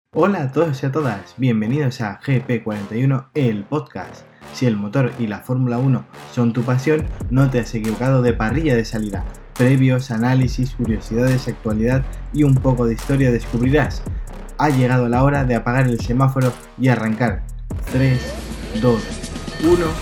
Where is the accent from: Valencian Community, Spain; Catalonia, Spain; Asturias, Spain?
Valencian Community, Spain; Valencia; yo soy de Valencia